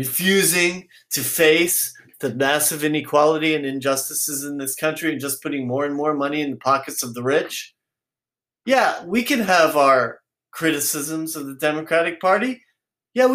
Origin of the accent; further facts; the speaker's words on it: San Francisco, California, United States; I'm from San Francisco